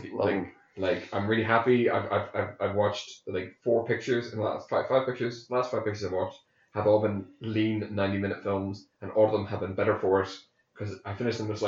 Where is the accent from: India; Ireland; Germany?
Ireland; I'm a spud.